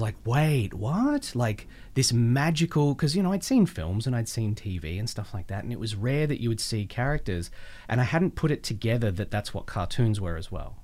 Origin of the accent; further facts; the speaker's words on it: Melbourne, Victoria, Australia; moved away; I grew up in Melbourne